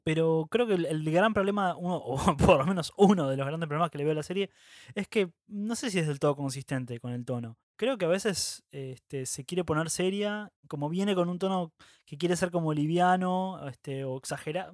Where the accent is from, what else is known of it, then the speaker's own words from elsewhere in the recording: Argentina; Así somos los argentinos.